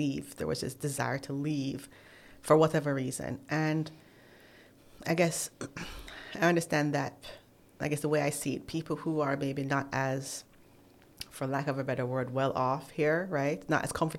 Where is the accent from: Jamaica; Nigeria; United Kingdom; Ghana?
Jamaica; moved away as an adult; now in United States; I'm home. I'm so happy to be home